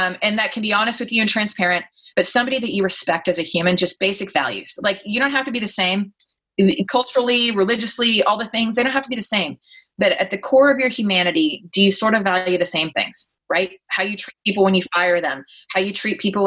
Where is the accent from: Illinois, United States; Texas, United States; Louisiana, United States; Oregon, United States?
Texas, United States; accent: Texas accent; moved away as an adult; now in Silicon Valley, United States; being a Texan with a Southern accent and no MBA